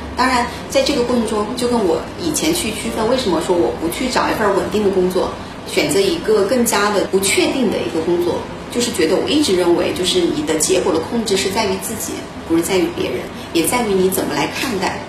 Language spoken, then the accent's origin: Chinese; Yibin, Sichuan, China; 我是来自于四川的宜宾，万里长江第一城，也是出名的九都